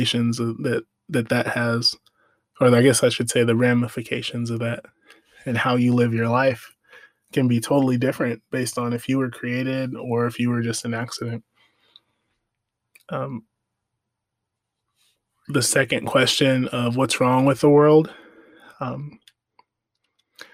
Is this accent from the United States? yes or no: yes; United States; I'm African American